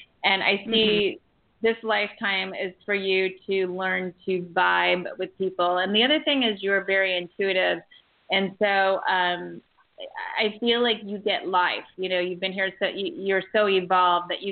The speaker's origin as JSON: {"language": "English", "town": "Galena", "region": "Ohio", "country": "United States", "also_born_or_lived": "Auburn, California", "moved": "yes", "lives_now": "Santa Barbara, United States", "said": "I'm from Galena, Ohio"}